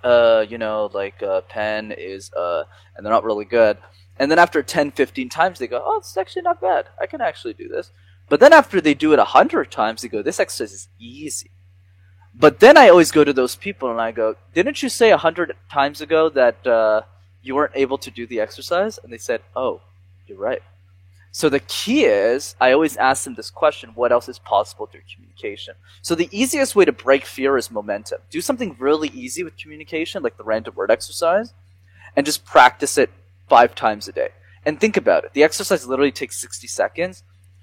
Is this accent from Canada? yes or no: yes; Montreal, Quebec, Canada; I grew up in Montreal